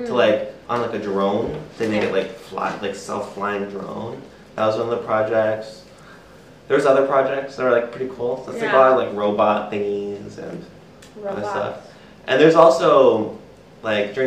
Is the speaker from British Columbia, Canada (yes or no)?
no; Nova Scotia, Canada; now in Ontario, Canada; I'm originally from Nova Scotia